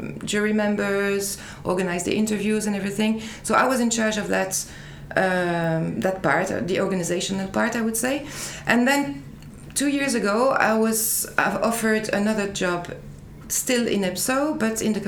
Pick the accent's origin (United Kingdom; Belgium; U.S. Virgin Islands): Belgium; Liège area, Wallonia; moved away as an adult; now in Brussels, Belgium; I'm Belgian. I was born in the area of Liège. That's about 100 kilometers from Brussels. But then I moved to Brussels for work.